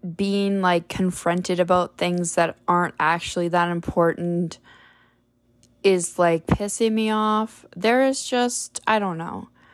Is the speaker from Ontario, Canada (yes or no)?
yes; Parry Sound, Ontario, Canada; moved away; Perry Sound or my hometown